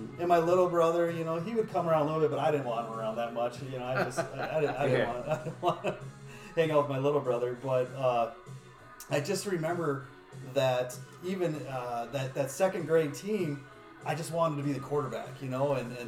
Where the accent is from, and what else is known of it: Minnesota, United States; born or raised there